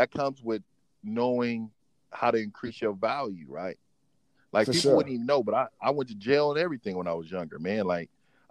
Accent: Oakland, California, United States; also born or lived in San Francisco, California / San Jose, California / Sacramento, California; I'm from California, man. I was born and raised in San Francisco, California. Lived there, moved to Oakland, raised in Oakland.

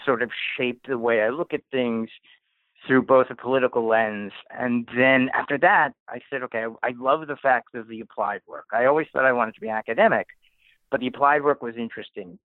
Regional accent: New Haven, Connecticut, United States; born or raised there

